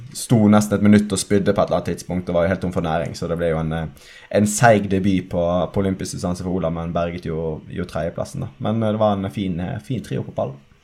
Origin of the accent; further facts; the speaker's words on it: Western Norway, Norway; jeg er vestlending